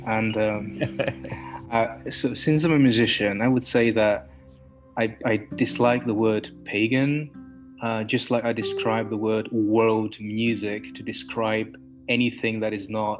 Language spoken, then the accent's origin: English; Greece; I'm a Hellenistic pagan. I was born in Greece. I was born a few kilometers away from the biggest temple of Dionysus.